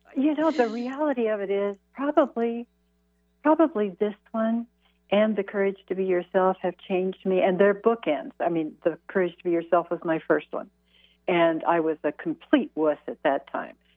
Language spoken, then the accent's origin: English; Midwest, United States; I was raised in the Midwest